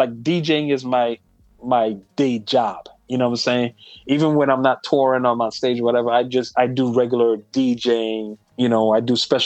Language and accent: English; U.S. Virgin Islands; moved away; I'm from St. Thomas, U.S. Virgin Islands